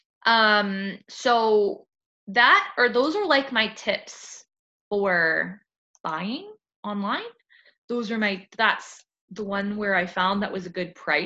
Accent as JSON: {"language": "English", "country": "Canada", "said": "I'm Canadian"}